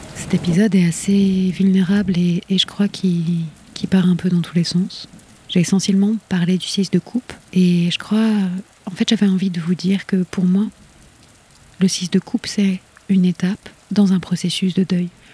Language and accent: French; Rennes, Brittany, France; moved away as an adult; Je suis partie de Rennes comme un six d'épée, parce que je ne voyais plus comment continuer, parce que j'étais bien trop abîmée. Il m'a fallu dix ans pour revenir, pour revoir les lieux où j'ai poussé